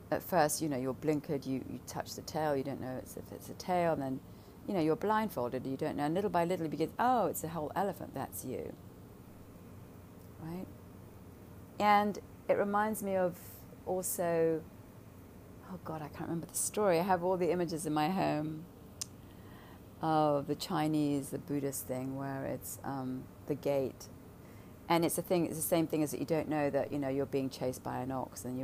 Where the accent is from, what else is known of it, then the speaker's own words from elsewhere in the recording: London, United Kingdom; growing up in London